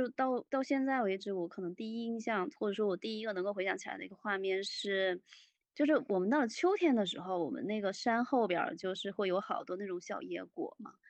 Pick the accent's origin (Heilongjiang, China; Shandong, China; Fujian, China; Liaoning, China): Fujian, China; 不不不不，我我小时候是在山里面，我们在我们那边是属于武夷山那边儿。